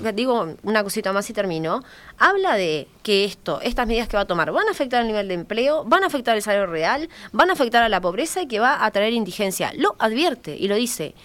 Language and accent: Spanish; Uruguay; a mí como uruguaya